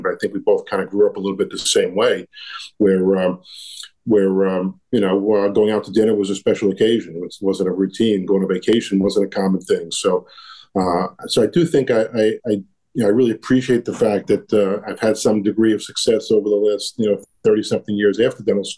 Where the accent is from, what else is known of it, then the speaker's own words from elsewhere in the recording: New York City, New York, United States; I grew up in Brooklyn